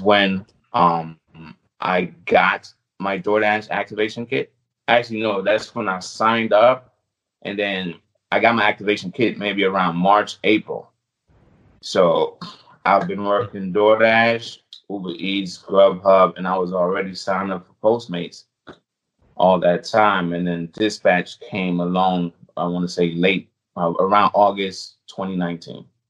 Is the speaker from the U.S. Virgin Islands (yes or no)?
yes; U.S. Virgin Islands; moved away; I was born on the U.S. Virgin Islands. I still have an accent.